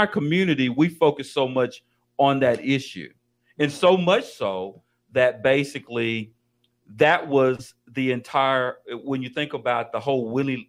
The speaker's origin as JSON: {"language": "English", "country": "Colombia", "said": "I'm not Mexican. I'm from Colombia."}